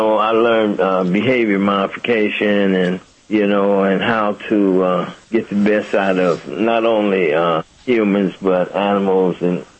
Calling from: Pomona, California, United States; Pomona, California.

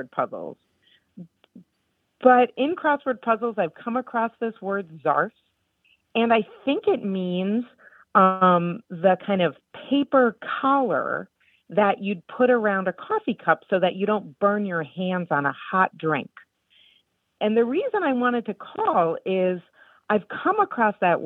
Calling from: San Antonio, Texas, United States; I'm calling from San Antonio, Texas

